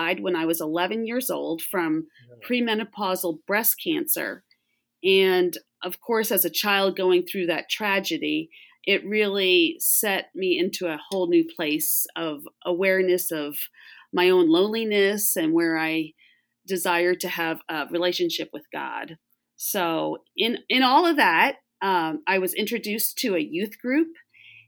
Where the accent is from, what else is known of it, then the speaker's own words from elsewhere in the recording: Long Island, New York metro area, United States; now in Florida, United States; I grew up in the New York metro area out on Long Island.